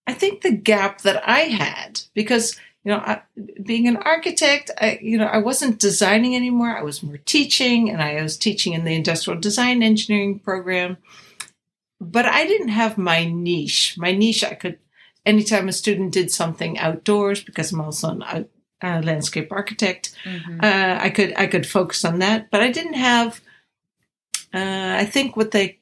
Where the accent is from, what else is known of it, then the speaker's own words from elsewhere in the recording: the Berkshires, Massachusetts, United States; growing up in the Berkshires in Massachusetts as a kid